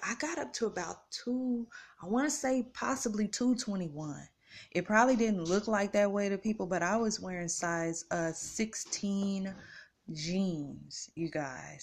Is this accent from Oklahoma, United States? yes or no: yes; Tulsa, Oklahoma, United States; moved away as an adult; now in Kansas City, United States; I'm from Tulsa, Oklahoma